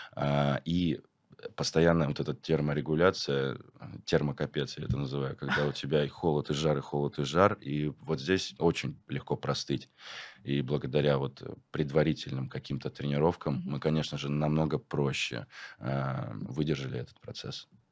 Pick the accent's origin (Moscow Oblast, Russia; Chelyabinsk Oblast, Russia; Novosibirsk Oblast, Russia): Chelyabinsk Oblast, Russia; Chelyabinsk; moved away; я не в своем городе. Угу. Я как бы из Челябинска